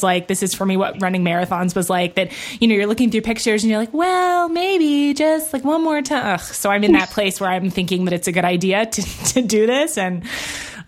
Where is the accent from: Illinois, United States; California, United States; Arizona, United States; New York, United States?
New York, United States; New York City; I grew up in Manhattan